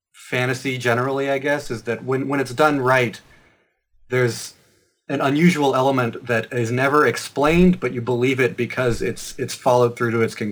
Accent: Asheville, North Carolina, United States; now in Brooklyn, United States; North Carolina. I'm from Asheville, which is sort of the progressive bastion of the North Carolina stretch of the Appalachians.

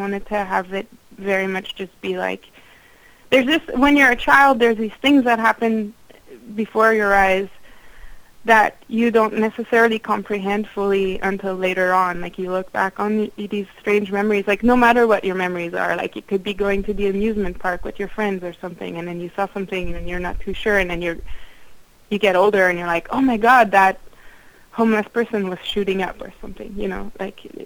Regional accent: Quebec, Canada; English is a second language; I grew up in Quebec and I was raised in Quebec and I speak English with an accent, then I think that I'm pretty legitimately from that place.

